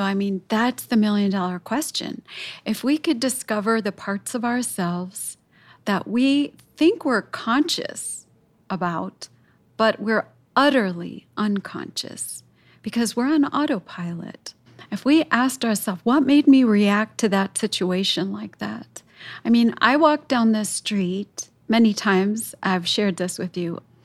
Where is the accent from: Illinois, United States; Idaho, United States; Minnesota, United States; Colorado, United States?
Illinois, United States; Chicago; parts of my city here, uh, where I grew up in Chicago